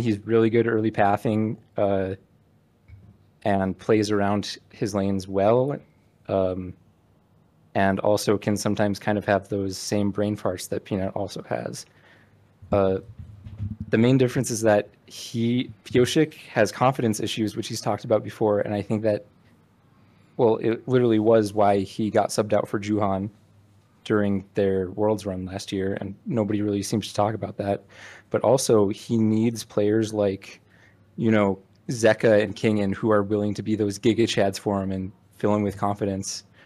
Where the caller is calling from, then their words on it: Utah, United States; Calling from the middle of nowhere, Utah.